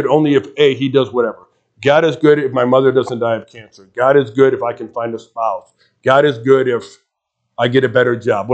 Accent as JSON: {"language": "English", "town": "Chicago", "region": "Illinois", "country": "United States", "tie": "born or raised there", "moved": "yes", "lives_now": "Lincoln, United States", "said": "I grew up in Chicago, so you'll pick up the accent after a while"}